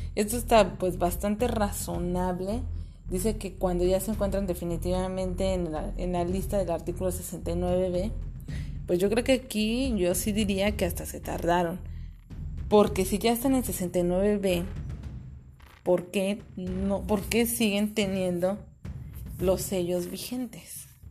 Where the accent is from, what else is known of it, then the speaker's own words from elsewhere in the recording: Mexico; como mexicanos es algo que nos afecta a todos